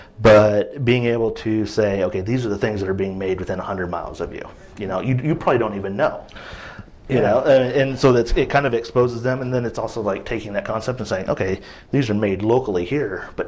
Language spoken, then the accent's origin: English; Midwest, United States; now in Portland, United States; I'm from the Midwest, so everything's either vinegar-based or like a mustard sauce.